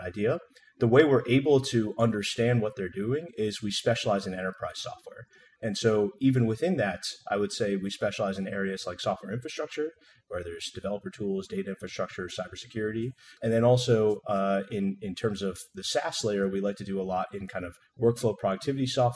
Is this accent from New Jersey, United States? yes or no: yes; New Jersey, United States; moved away as an adult; also born or lived in San Francisco; I grew up in New Jersey